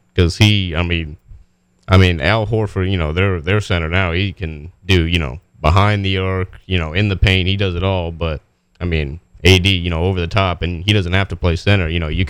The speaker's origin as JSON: {"language": "English", "town": "Buffalo", "region": "New York", "country": "United States", "said": "I'm from Buffalo, and I'm all New York, and Bills, and Yankees"}